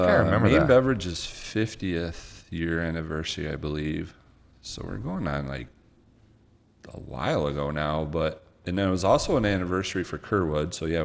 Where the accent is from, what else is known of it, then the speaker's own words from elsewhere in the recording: Twining, Michigan, United States; also born or lived in Owosso; I grew up in Twining, Michigan, which is you got to go north out of Bay City.